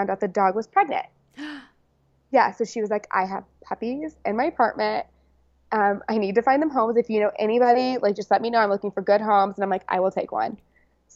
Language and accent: English; Dallas, Texas, United States; moved away as an adult; now in New York, United States; I grew up in Dallas